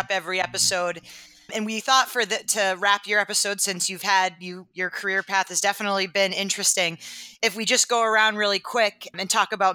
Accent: Maine, United States; I grew up in Maine.

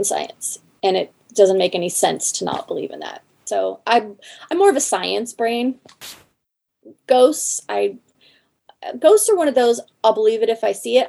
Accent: the Northwest, Pacific Northwest, United States; moved away; I come from the Northwest, which is Sasquatch country.

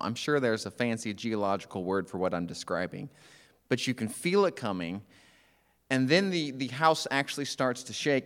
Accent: Oklahoma, United States; I'm from Oklahoma

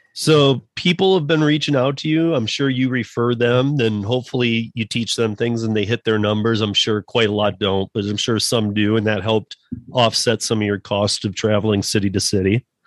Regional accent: Michigan, United States; moved away as an adult; also born or lived in Miami, Florida; now in Colorado, United States; a guy like me from Michigan

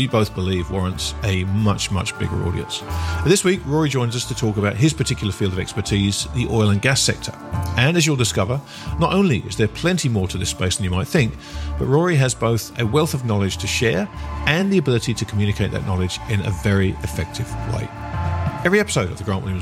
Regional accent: United Kingdom; I'm a Brit

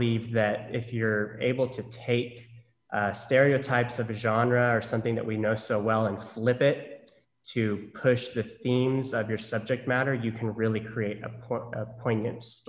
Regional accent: Norman, Oklahoma, United States; moved away as an adult; also born or lived in Los Angeles, California; I grew up in Norman, Oklahoma, which is home of the Sooners

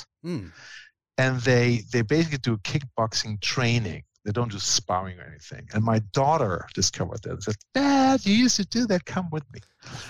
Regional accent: Germany; I was big into sports, and being German, of course, you start with soccer.

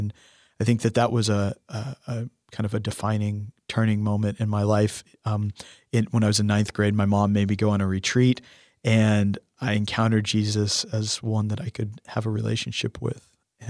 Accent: St. Paul, Minnesota, United States; born there; they went to Minnesota, to the cold land of St. Paul, Minnesota, where I was born up there in Minnesota.

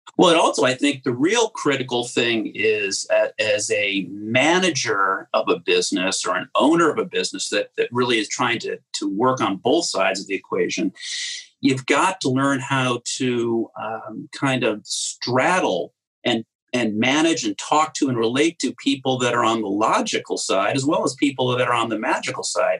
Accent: Cleveland, Ohio, United States; also born or lived in New Jersey; now in Rhode Island, United States; I went when I was five grew up in Cleveland

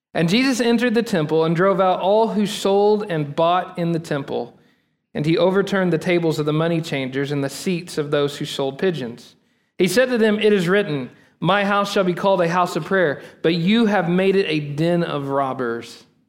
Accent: Texas, United States; us as American Texan Christians. We have lived in the Bible Belt for so long

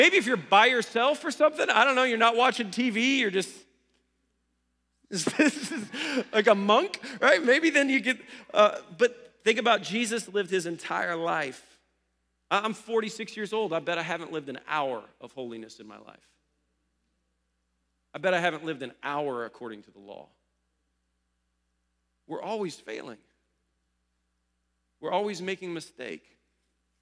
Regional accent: Ohio, United States; moved away; I grew up in Ohio

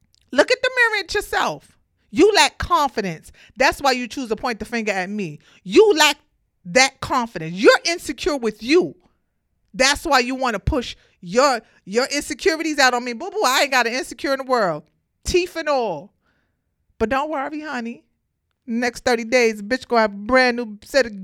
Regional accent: New York City, New York, United States; I'm from Brooklyn. I grew up in the projects

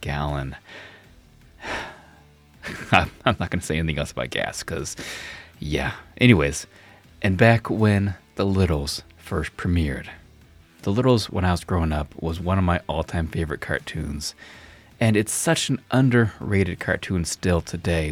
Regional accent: Nevada, United States; also born or lived in Montana; now in Missoula area, Montana, United States; I'm actually from Nevada, but I live in Montana now

